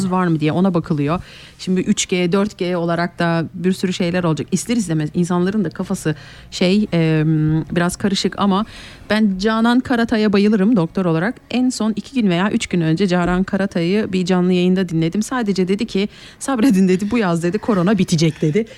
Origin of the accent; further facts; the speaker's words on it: Kayseri, Kayseri Province, Turkey; now in Switzerland; ben Kayseri'den, Erciyes'ten gelen bir insanım